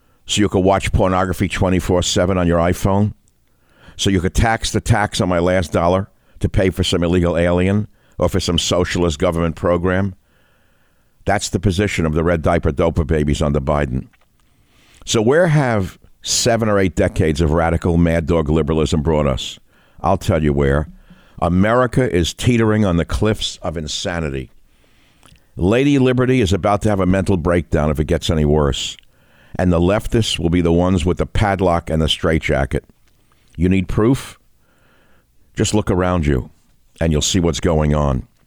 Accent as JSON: {"language": "English", "town": "New York City", "region": "New York", "country": "United States", "tie": "born or raised there", "said": "growing up in the Bronx as I did"}